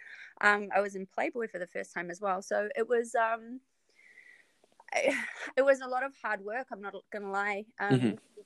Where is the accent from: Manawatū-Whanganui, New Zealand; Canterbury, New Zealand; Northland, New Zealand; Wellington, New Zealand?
Wellington, New Zealand; moved away as an adult; also born or lived in Auckland, New Zealand; now in Midwest, United States; I'm from New Zealand. Mm-hmm. So I was born in Wellington, which is the capital city. I've always been a city girl. Moved to Auckland in my teens